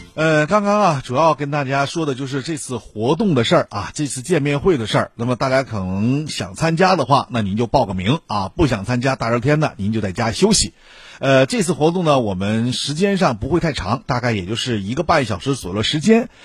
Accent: Shenyang, Liaoning, China; 咱们东北地区，哎，或者说咱沈阳啊

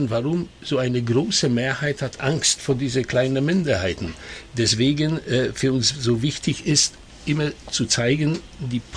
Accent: Silesian Voivodeship, Poland; Ich, ich werde aber immer äh, gerne sagen, ich bin ein äh, Schlesier.

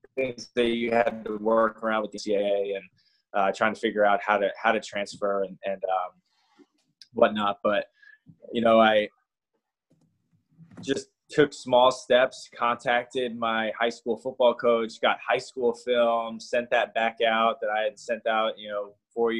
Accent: New Jersey, United States; also born or lived in New York; I'm from Jersey. Monmouth was an hour away from me. You know, so I pretty much was at home playing in a school with kids that I grew up with playing against

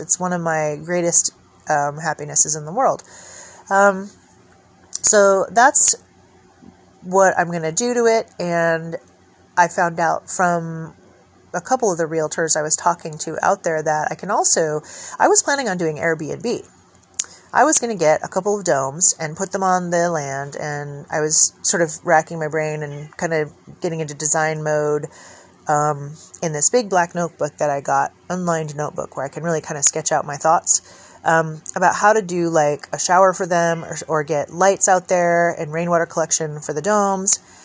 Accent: California, United States; moved away; also born or lived in Oregon; coming back to my home state

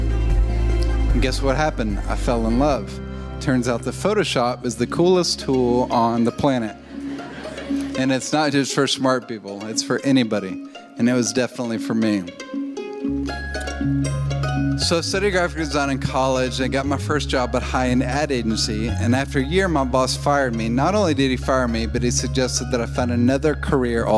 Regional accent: Hendersonville, Tennessee, United States; born or raised there; also born or lived in Nashville, Tennessee

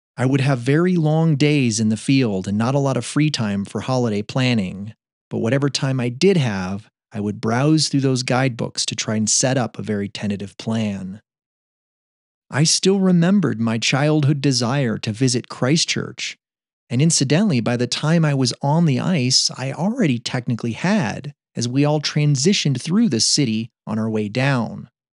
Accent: upstate New York, United States; moved away; back in my hometown in upstate New York

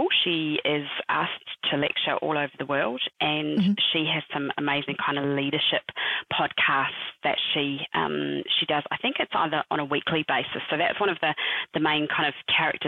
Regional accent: New Zealand; moved away as an adult; also born or lived in United Kingdom; now in Perth, Australia; I am originally from New Zealand. I am now currently living in Perth.

